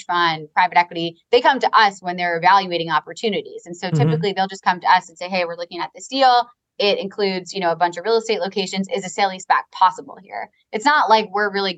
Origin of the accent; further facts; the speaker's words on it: Long Island, New York, United States; I'm from Long Island. I have an accent too.